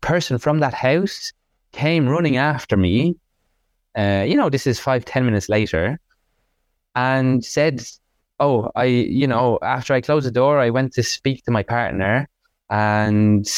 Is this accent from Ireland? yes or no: yes; Dublin, Leinster, Ireland; also born or lived in France; my family home in Dublin